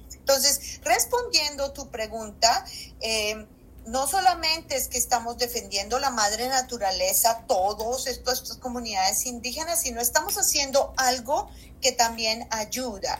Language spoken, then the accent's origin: Spanish; Colombia; moved away as an adult; also born or lived in Bloomington, Indiana, United States; now in United States; yo como colombiana, eh, yo me exilié de Colombia